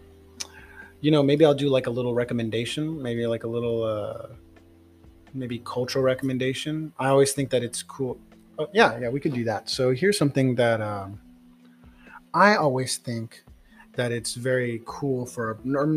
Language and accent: English; San Antonio, Texas, United States; moved away as an adult; now in Houston, United States; Originally, I'm from San Antonio